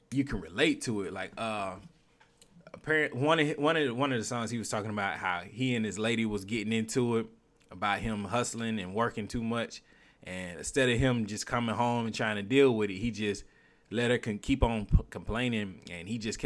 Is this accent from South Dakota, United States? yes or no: no; Alabama, United States; I'm from Alabama